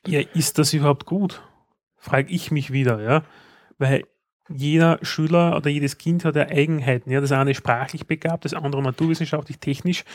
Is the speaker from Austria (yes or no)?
yes; Austria; wo sind wir als Österreicher